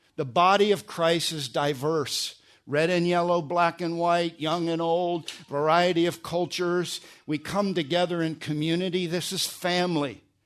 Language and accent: English; New Jersey, United States; moved away; also born or lived in Pennsylvania; I was born in Pennsylvania, grew up in New Jersey.